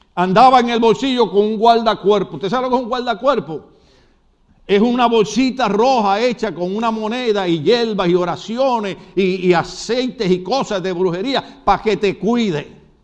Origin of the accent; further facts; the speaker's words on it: Puerto Rico; soy puertorriqueño